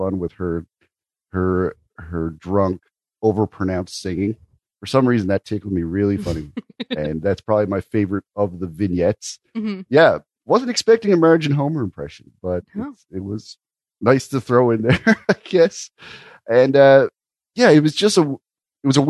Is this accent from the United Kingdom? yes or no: no; Canada; as a Canadian